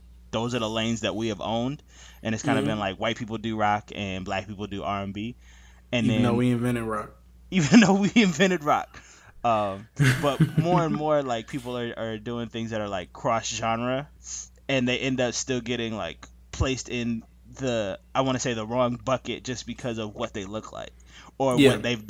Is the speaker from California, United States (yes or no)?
yes; Sacramento, California, United States; though I hail from Sacramento.